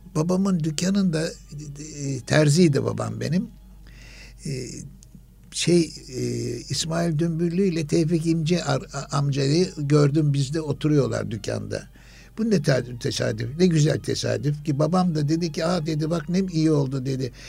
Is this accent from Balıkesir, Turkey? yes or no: no; Istanbul, Turkey; İstanbul Fatih doğumluyum ben.